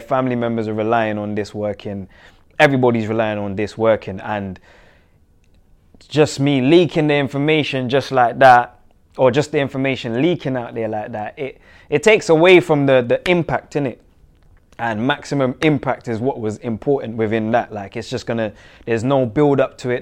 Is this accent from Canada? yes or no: no; Jamaica; now in England; where I'm from and what comes with that, in terms of Jamaica